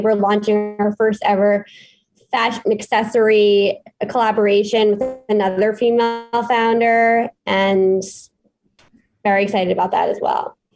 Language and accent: English; New York City, New York, United States; born and raised in New York City